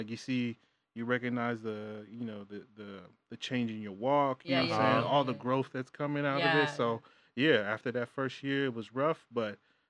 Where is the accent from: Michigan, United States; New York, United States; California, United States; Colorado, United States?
California, United States; San Francisco; I grew up in Frisco. I'm from San Francisco.